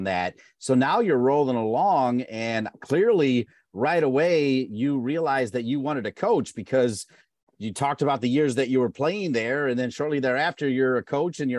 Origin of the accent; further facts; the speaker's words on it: Ohio, United States; I come from Ohio